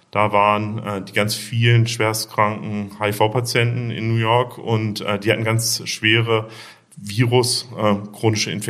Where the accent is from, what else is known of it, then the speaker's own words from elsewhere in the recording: Bremen, Germany; also born or lived in Braunschweig; Ich bin in äh, Braunschweig geboren und in Bremen aufgewachsen. Habe dann in Hannover Medizin studiert.